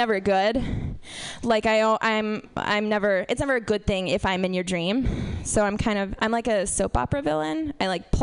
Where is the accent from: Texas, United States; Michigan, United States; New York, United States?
Texas, United States; I'm from Texas.